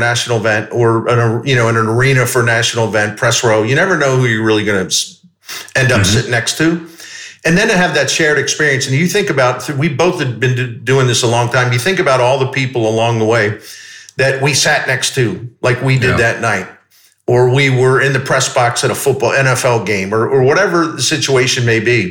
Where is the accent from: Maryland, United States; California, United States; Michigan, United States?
Maryland, United States; Baltimore; moved away as an adult; also born or lived in Dallas, United States; now in St. Louis, United States; I grew up in Baltimore, and that's where I started my career